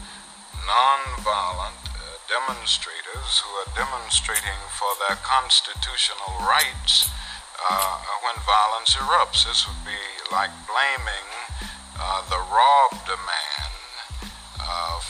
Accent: Atlanta, Georgia, United States; moved away as an adult; also born or lived in Pennsylvania / Massachusetts / Montgomery, Alabama; I was born in Atlanta and went to school in Atlanta through college

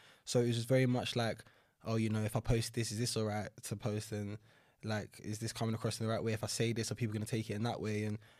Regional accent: London, United Kingdom; Northeast London, so like the Chingford, Walthamstow area.

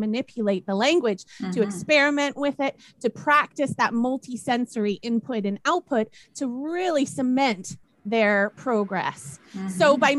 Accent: Canada; moved away as an adult; also born or lived in Japan / Germany; now in United Kingdom; I've ended up here in the UK, even though, of course, I am Canadian

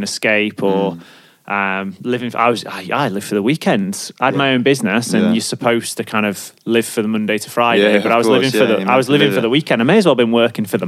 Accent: Stoke-on-Trent, West Midlands, United Kingdom; also born or lived in Sheffield; I worked at fucking KFC. I'm from Stoke. Like, I worked at KFC in Alton Towers

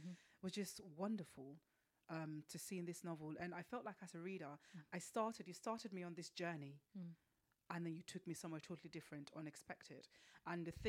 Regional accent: Benin City, Edo, Nigeria; I'm from Benin City.

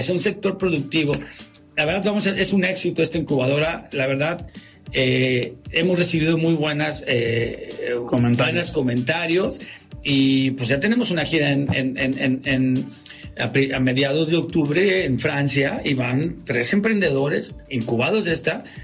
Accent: Mexico; los mexicanos tenemos, somos, somos los latinos más resilientes que hay

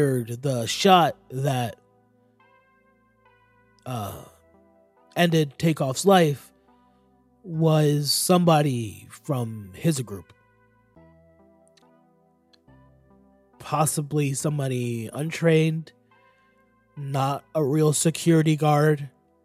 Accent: Florida, United States; I'm a Florida nigga

